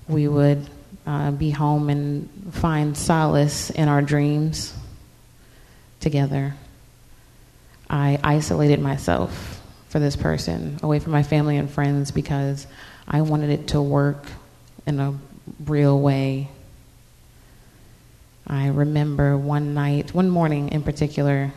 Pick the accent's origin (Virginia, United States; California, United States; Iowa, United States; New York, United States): Virginia, United States; Virginia Beach; now in Norfolk, United States; I'm from Virginia Beach originally